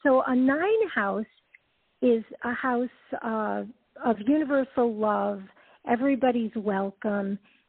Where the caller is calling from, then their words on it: Georgia, United States; I'm calling from Georgia.